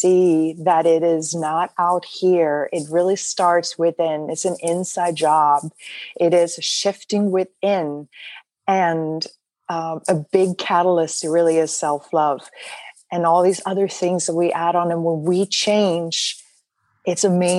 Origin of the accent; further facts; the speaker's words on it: Sweden; now in United States; I actually was born and raised in Sweden, and then ended up coming over to the United States, which is now my home